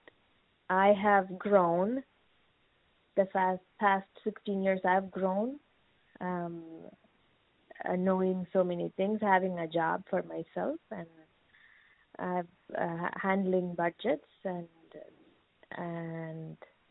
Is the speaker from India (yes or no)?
yes; India; moved away as an adult; now in United States; I'm 39 years old, and I'm from India.